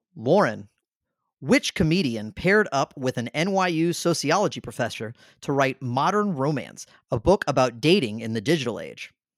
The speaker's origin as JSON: {"language": "English", "region": "Southern", "country": "United States", "accent": "Southern", "said": "That's my, that's my Southern accent coming out"}